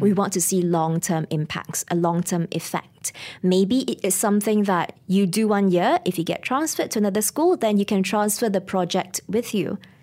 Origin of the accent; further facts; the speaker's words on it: Ipoh, Perak, Malaysia; moved away as an adult; also born or lived in Kuala Lumpur; I'm actually from Para, I'm a Parakean, Ipoh, Mali